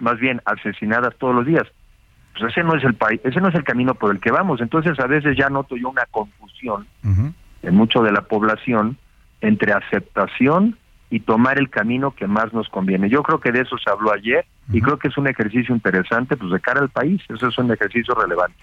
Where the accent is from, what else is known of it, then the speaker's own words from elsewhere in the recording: Mexico; como mexicanos